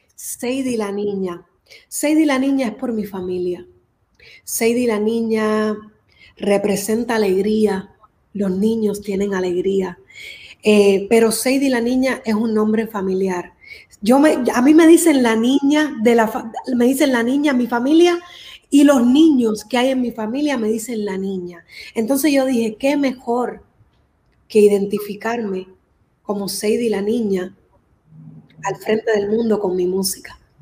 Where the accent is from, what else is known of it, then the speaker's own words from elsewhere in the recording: Miami, Florida, United States; also born or lived in Cuba; Yo nací en Cuba y crecí aquí en Miami.